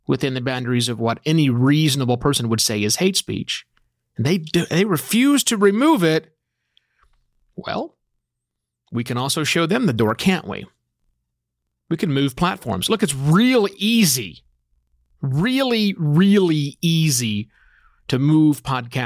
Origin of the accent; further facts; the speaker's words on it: United States; being an American